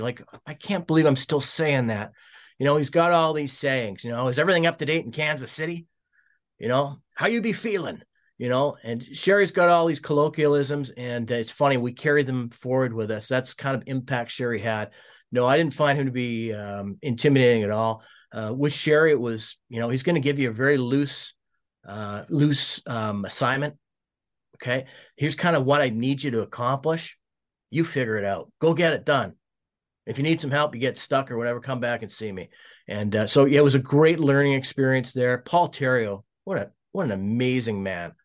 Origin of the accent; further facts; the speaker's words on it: Regina, Saskatchewan, Canada; moved away as an adult; also born or lived in Oshawa; I grew up in Regina, was a big Pats fan